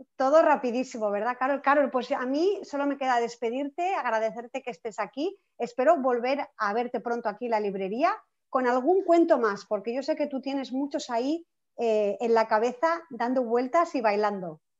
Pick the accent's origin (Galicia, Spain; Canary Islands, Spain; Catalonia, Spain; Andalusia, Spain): Catalonia, Spain; Barcelona; yo soy de Barcelona